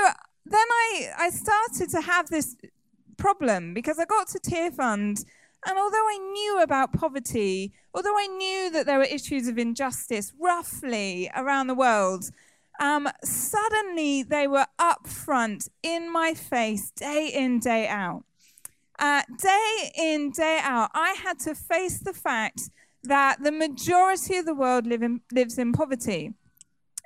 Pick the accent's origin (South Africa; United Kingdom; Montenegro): United Kingdom; Somerset, South West England; I grew up in Somerset and I just was quite sheltered.